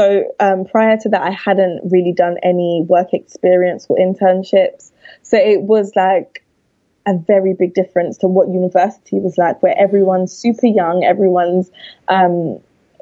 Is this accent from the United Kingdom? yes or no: yes; London, United Kingdom; I'm from London, which you'll be able to tell by my accent.